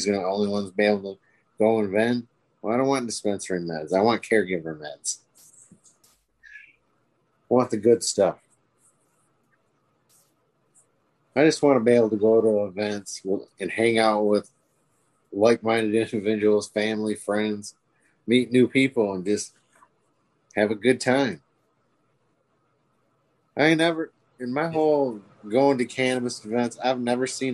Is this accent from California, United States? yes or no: no; Michigan, United States; we're from Michigan.